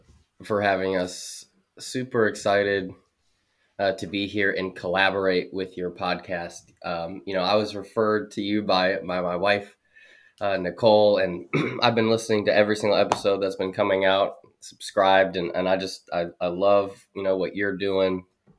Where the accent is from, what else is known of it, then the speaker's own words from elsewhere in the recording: Minnesota, United States; moved away as an adult; also born or lived in Fort Drum / Fort Campbell / Fort Eustis; I was born in Minnesota